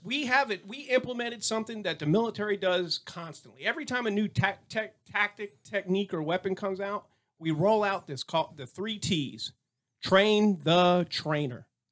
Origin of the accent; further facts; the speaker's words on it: Tampa, Florida, United States; now in Texas, United States; I was born and raised out there in the Tampa area.